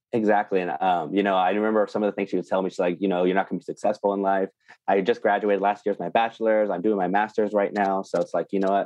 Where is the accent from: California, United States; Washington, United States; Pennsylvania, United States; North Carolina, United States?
California, United States; small town east of Bakersfield; I was raised in Tatree, which is a small town east of Bakersfield, California